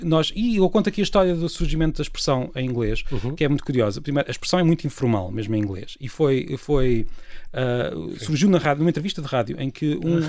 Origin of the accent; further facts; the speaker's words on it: Peniche, Leiria District, Portugal; histórias da minha terra, que eu venho de Peniche